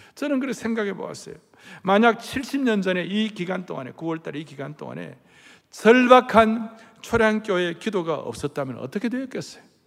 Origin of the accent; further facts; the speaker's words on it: South Korea